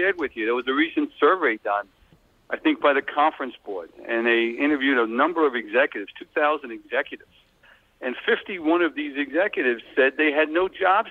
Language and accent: English; Long Island, New York, United States; accent: Long Island; moved away as an adult; now in Bucks County, Pennsylvania, United States; I'm originally from Long Island, but I've lived for the last 25-plus years in Bucks County, Pennsylvania